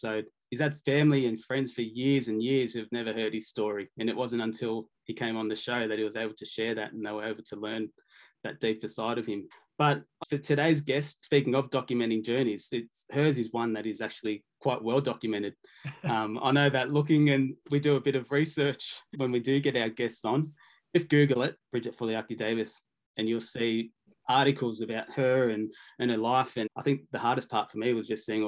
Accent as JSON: {"language": "English", "town": "Sydney", "region": "New South Wales", "country": "Australia", "tie": "born or raised there", "also_born_or_lived": "Newcastle", "moved": "yes", "said": "we grew up in Western Sydney, so similar, around Blacktown, Leila Park"}